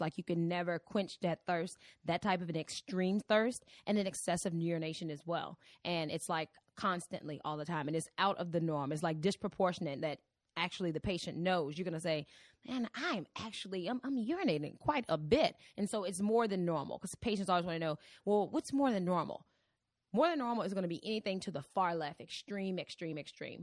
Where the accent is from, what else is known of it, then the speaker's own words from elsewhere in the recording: Virginia, United States; moved away as an adult; also born or lived in Cleveland, Ohio; I am originally from Virginia